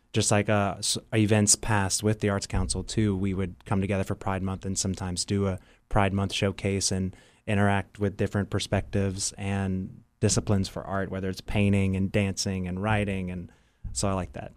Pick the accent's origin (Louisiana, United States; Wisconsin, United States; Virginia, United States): Louisiana, United States; New Iberia; growing up in New Iberia and just in the South in general